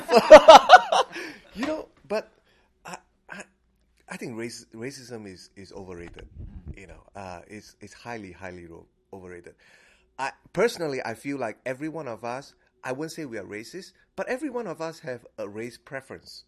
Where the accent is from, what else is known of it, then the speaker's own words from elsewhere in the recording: Singapore; now in Fairfax County, United States; I'm a Singaporean